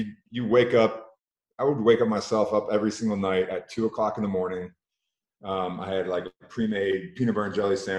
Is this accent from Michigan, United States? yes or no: yes; Michigan, United States; I grew up in Michigan